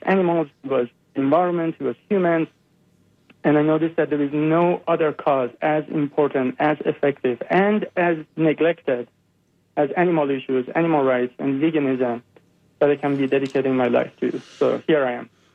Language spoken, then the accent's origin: English; Iran; moved away as an adult; I uh, grew up in uh, Iran. I'm born and raised in Iran, and um, I was there until I was 22 years old